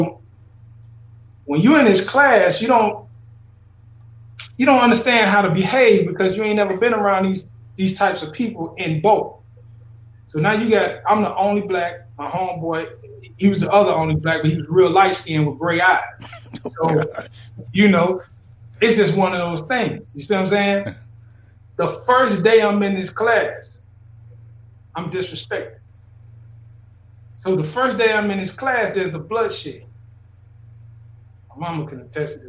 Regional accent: Philadelphia, Mississippi, United States; I grew up in Philadelphia, Mississippi

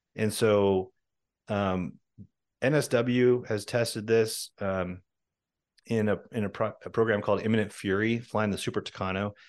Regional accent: Washington, United States; I grew up in Washington State

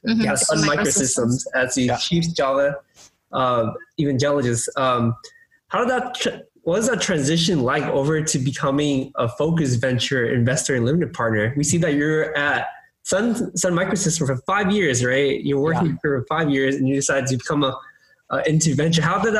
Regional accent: Temple City, California, United States; I grew up in Temple City in California.

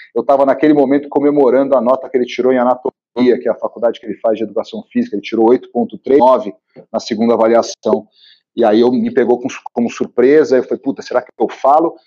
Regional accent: Rio de Janeiro, Brazil; now in São Paulo, Brazil; Eu sou carioca, mas vim para São Paulo cedo

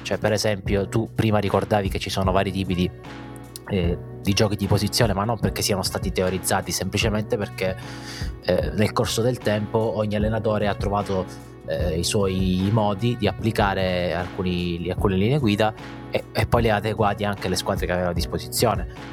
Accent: Italy; in Italia

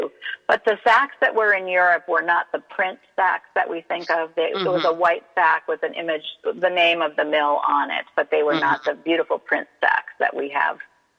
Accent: Southern California, United States; I'm from Southern California

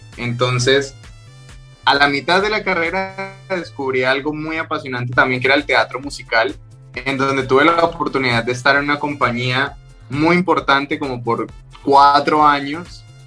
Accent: Cali, Valle del Cauca, Colombia; moved away as an adult; also born or lived in Bogotá, Colombia; yo soy de Cali, en, Colombia, que es la capital de la salsa

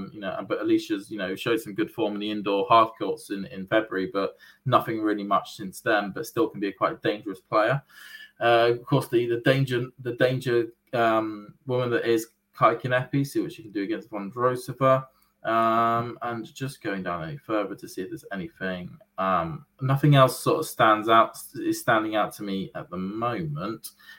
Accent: United Kingdom; As a British tennis fan

